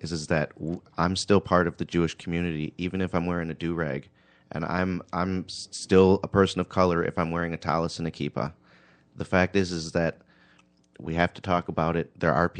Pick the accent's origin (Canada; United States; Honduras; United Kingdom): Honduras; born there; I was born in Honduras.